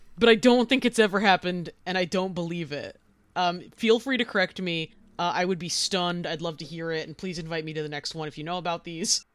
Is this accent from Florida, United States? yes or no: no; Boston, Massachusetts, United States; accent: Boston; Most people only have a Boston accent when we're angry